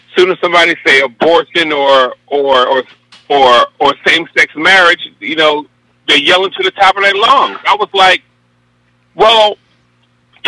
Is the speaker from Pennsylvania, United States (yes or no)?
yes; Philadelphia, Pennsylvania, United States; I'm from Philly. I'm up in Mount Airy